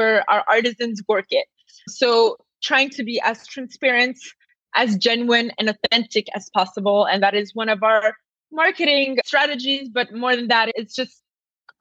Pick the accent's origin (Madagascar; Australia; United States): Madagascar; I'm a half Italian, half Indian, but I grew up in Madagascar